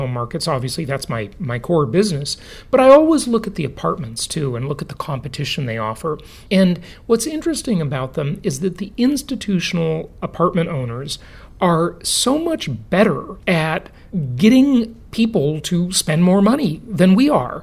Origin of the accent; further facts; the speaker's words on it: Los Angeles, California, United States; Los Angeles, my hometown